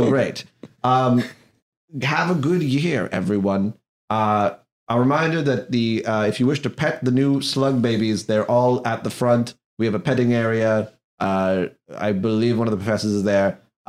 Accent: Irvine, California, United States; No. I'm from Irving, California.

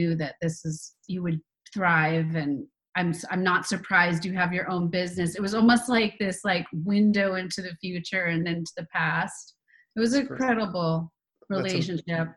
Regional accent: Fairfax, Virginia, United States; Northern Virginia, right outside of D.C. in Fairfax

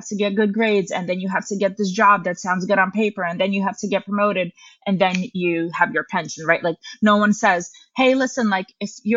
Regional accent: New York, United States; also born or lived in Russia; I moved to New York with my mom when I was 8. My mom was a single mom, and growing up in New York

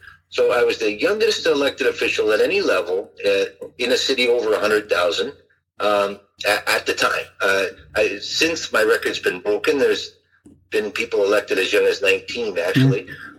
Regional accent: Richmond Hill, Ontario, Canada; also born or lived in Ottawa; So really those 2 years I went to Ottawa were the only time I was away from Richmond Hill.

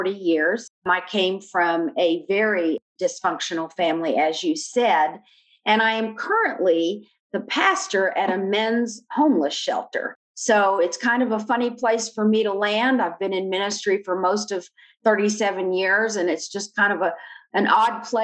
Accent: Albany, New York, United States; I was born in Albany, New York.

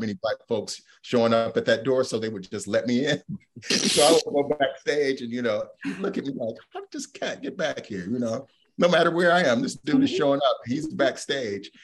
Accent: Cleveland, Ohio, United States; I'm from Cleveland.

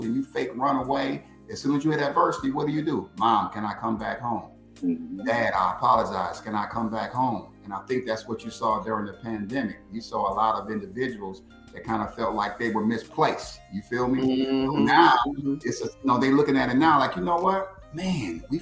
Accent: United States; I'm 45 minutes from Chicago

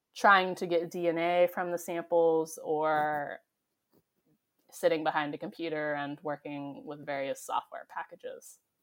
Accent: San Diego, California, United States; I grew up in San Diego, and so I was very close to the beach and the ocean

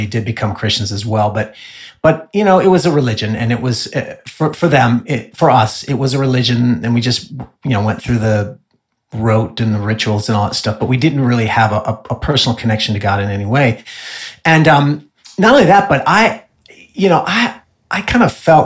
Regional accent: Illinois, United States; also born or lived in Southern California; now in Dallas, United States; I was raised in Illinois

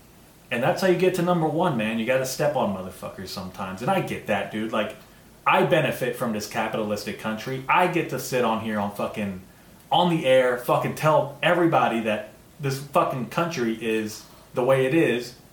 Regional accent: United States; As an American, dude, first generation American

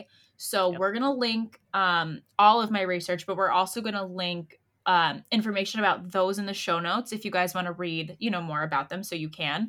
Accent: Connecticut, United States; we're the nutmeg state

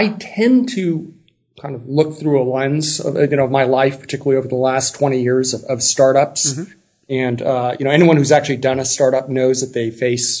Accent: Los Angeles, California, United States; now in San Francisco, United States; I was born and raised in Los Angeles, California.

